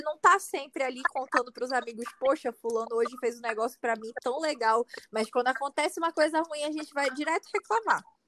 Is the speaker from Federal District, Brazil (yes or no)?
no; Manaus, Amazonas, Brazil; eu sou de Manaus, Amazonas